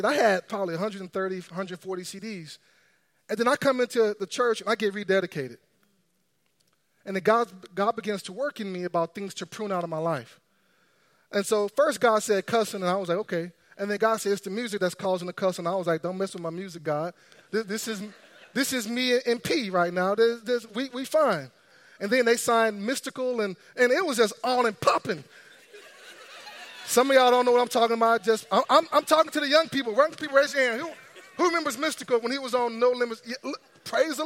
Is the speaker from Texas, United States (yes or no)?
yes; Texas, United States; I grew up in Texas